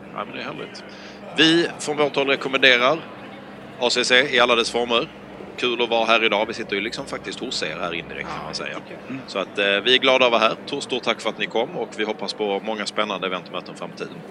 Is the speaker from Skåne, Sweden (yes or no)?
yes; Skåne, Sweden; accent: Scanian (skånska); moved away; Jag pratar ju skånska